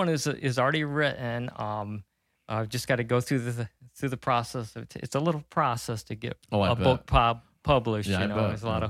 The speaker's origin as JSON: {"language": "English", "town": "Clyde", "region": "Ohio", "country": "United States", "tie": "born or raised there", "lives_now": "Fremont, United States", "said": "I'm from Clyde, born and raised in Clyde"}